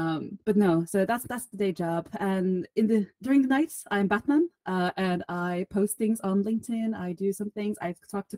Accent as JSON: {"language": "English", "country": "Bulgaria", "lives_now": "United Kingdom", "said": "Originally, I'm from Bulgaria. But at the moment, you will find me at the beautiful part of the UK in the northeast"}